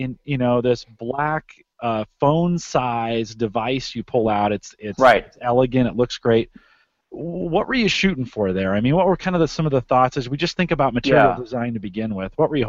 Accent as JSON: {"language": "English", "town": "San Jose", "region": "California", "country": "United States", "tie": "born or raised there", "moved": "as an adult", "lives_now": "Omaha, United States", "said": "No, that's my hometown. So I grew up in San Jose. Yeah, I graduated from high school there. Moved away, did some military time, and then moved out to the Midwest here. Mike and I are both located in the Omaha, Nebraska area."}